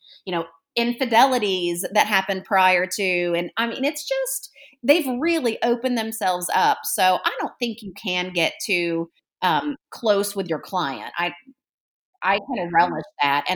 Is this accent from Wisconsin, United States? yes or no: no; Illinois, United States; now in Nashville, United States; I'm from Illinois originally, so, you know, I've been down here longer than I was in Illinois, but I'm still called a Yankee